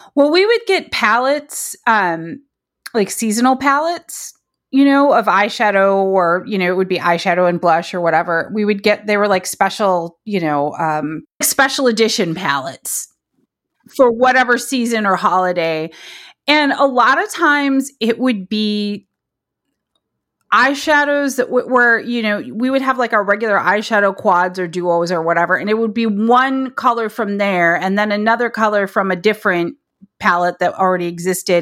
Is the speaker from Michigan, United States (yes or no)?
yes; Detroit, Michigan, United States; moved away; also born or lived in Berkeley; I grew up in the Detroit area